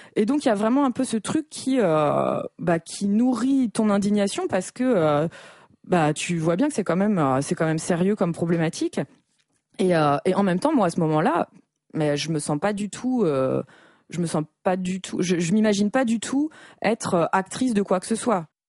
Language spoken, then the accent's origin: French; Normandy, France; je viens de Normandie, donc c'est quasiment dans mon ADN